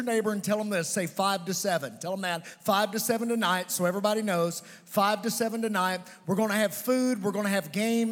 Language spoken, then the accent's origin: English; Providence, Kentucky, United States; I was raised in Providence, Kentucky